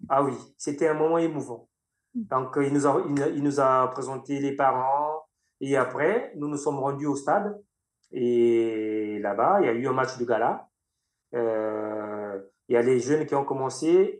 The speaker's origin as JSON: {"language": "French", "town": "Makabana", "region": "Niari", "country": "Republic of the Congo", "tie": "born or raised there", "moved": "yes", "lives_now": "France", "said": "il m'a vu grandir à Macabana, ma ville natale"}